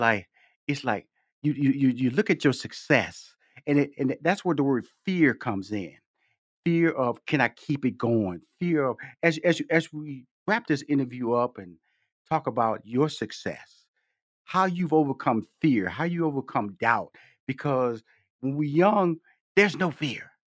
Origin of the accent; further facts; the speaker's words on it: Houston, Texas, United States; I come from Fifth Ward, Texas, six sisters, two brothers. And I remember my parents, you know, we born in, I was born in Houston, Texas